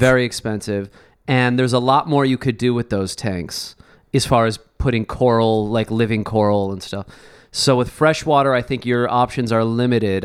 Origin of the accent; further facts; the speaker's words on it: Chicago, Illinois, United States; now in Los Angeles, United States; growing up in Chicago